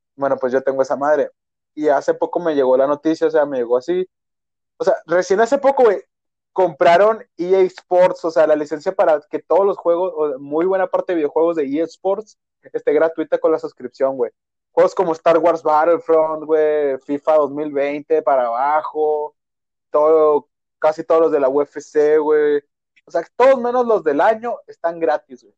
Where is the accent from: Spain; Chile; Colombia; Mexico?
Mexico; Sonora; todos somos de, de Sonora, güey, y aquí es la tierra de los dogos